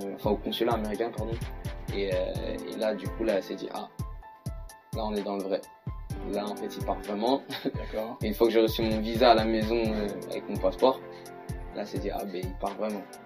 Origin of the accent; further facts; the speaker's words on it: Saint-Ouen-l'Aumône, Île-de-France, France; moved away as an adult; also born or lived in United States; je suis de Saint-Olomone, en 95.